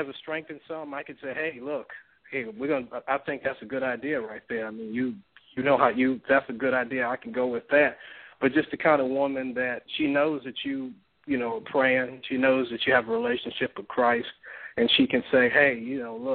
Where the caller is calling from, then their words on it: Mobile, Alabama, United States; I'm calling from Mobile, Alabama